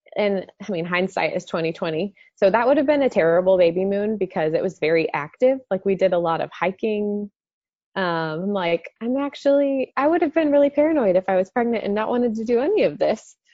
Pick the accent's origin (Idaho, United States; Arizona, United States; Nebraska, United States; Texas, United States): Texas, United States; Dallas; born or raised there